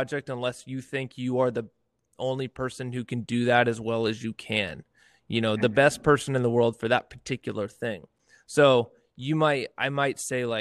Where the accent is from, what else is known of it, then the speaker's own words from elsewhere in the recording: near Yosemite, Sierra Nevada foothills, California, United States; now in Fresno, United States; born and raised up near Yosemite